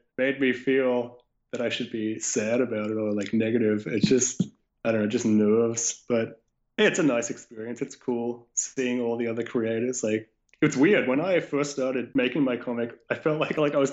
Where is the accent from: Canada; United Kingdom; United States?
Canada; I grew up in Canada